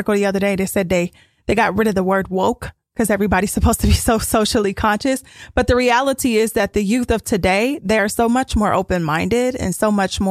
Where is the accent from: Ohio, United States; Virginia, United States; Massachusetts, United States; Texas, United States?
Ohio, United States; Cincinnati; there was another school in my hometown, Walnut Hills